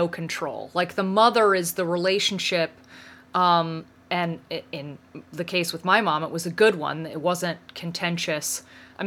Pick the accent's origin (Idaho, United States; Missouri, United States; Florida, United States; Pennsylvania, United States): Pennsylvania, United States; Western; I grew up in Western Pennsylvania